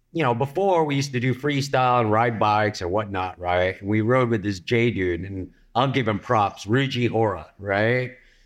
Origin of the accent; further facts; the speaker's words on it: Philippines; I am Filipino, but I got a German last name.